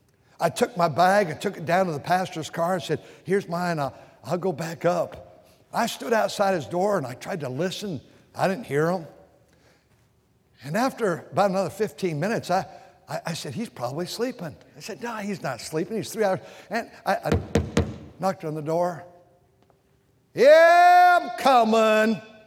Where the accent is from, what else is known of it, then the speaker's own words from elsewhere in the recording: Walkertown, North Carolina, United States; I'm from Walkertown. You probably never heard of Walkertown. We're outside of Winston-Salem, North Carolina. You know, Tar Heels, Blue Devils up there.